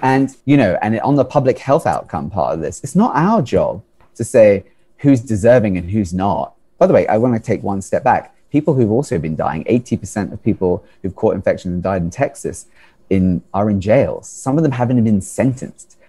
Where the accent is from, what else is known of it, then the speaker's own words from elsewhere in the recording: United Kingdom; now in United States; I come from the United Kingdom originally